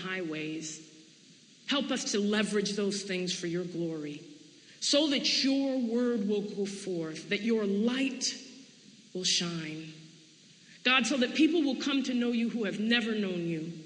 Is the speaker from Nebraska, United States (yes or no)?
no; Storrs, Connecticut, United States; I'm from Storrs, Connecticut, so I'm familiar with our desire to be separate, independent, and collected. That's who we are culturally